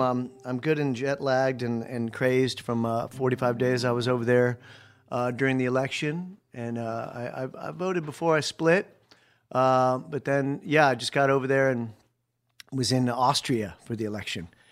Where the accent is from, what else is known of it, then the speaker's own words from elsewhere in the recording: Akron, Ohio, United States; moved away; also born or lived in New York State / Japan / Europe; I grew up in Akron, Ohio